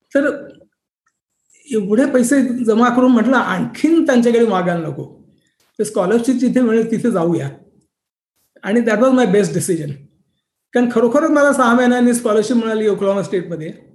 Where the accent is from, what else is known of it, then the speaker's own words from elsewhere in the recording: Mumbai, Maharashtra, India; now in Silicon Valley, United States; माझा जन्म मुंबईमध्ये झाला